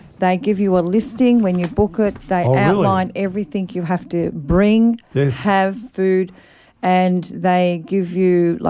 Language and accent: English; Melbourne, Victoria, Australia; moved away as an adult; now in Shepparton, Australia; So I'm from Melbourne, but I've been up here 27 years.